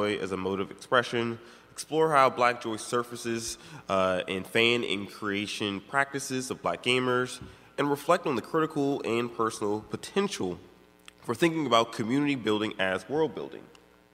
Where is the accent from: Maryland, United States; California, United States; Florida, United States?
Maryland, United States; I'm from Maryland